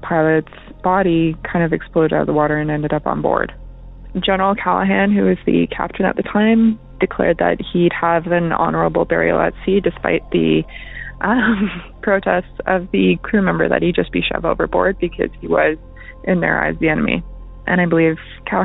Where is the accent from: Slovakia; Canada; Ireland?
Canada; I'm from Canada